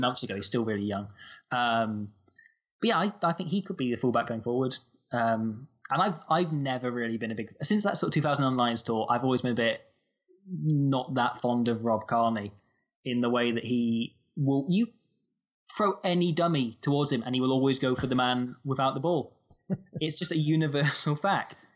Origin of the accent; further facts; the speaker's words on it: Nottingham, East Midlands, United Kingdom; I grew up in Nottingham